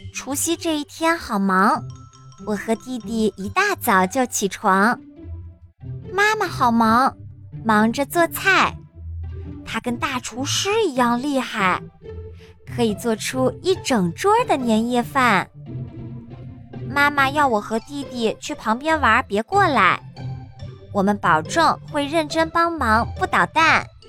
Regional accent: China; 我们中国人

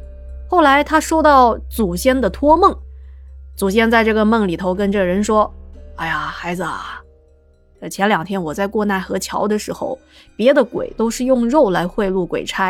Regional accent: Guangdong, China; 我老家和六月六有关的一些民间的传说。在潮汕地区

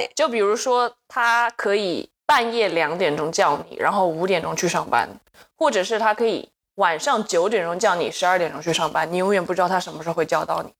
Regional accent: Taiwan; 我来自台湾

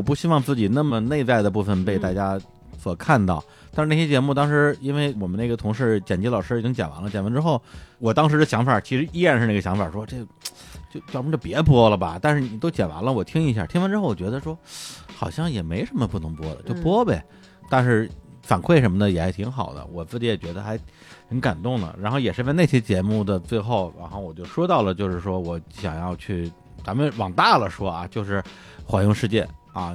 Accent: Mentougou District, Beijing, China; 从小就生活在中国北京市门头沟区的那么一个山沟沟里边儿

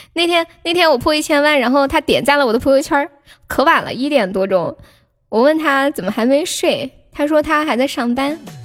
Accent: Sichuan, China; 我是四川的

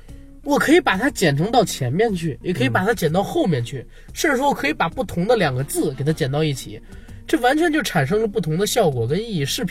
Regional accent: Beijing, China; 我要聊的话啊，作为一个北京人，我肯定得聊地道的北京美食。

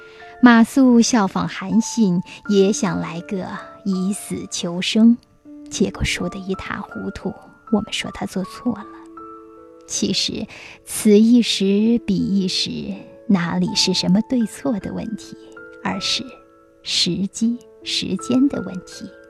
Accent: China; 我们中国人对时非常敏感，也许我们是黄色文明，自古至今都在靠农业生存，所以对天时的依赖性很强。

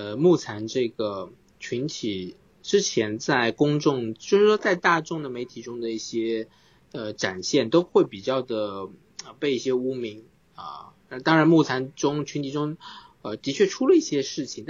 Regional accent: Suzhou, Jiangsu, China; 因为苏州有一个意式辅具，呃，他们也正好在我家乡居然有个辅具店在做白手杖

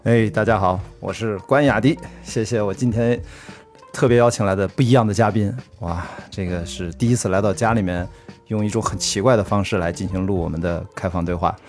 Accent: Qingdao, Shandong, China; accent: Qingdao; now in Beijing, China; 像我们青岛话啊，青岛。

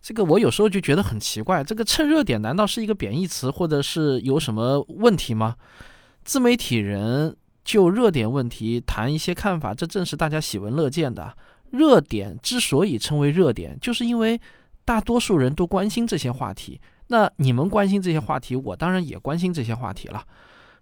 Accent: China; 我们中国人不能只记住袁隆平院士

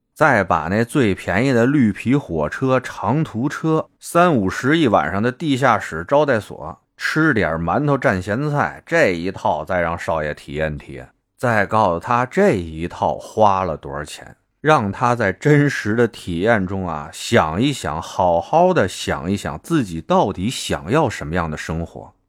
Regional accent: Beijing, China; accent: Beijing dialect; 俺们北京话

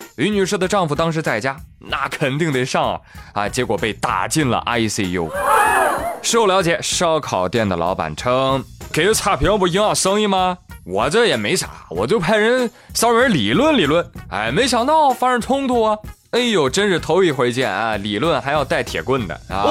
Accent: China; 我们中国人从来不惧怕什么外来物种

